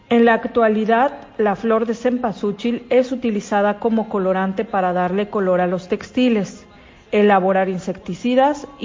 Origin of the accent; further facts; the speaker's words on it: Mexico; Los saludo desde México.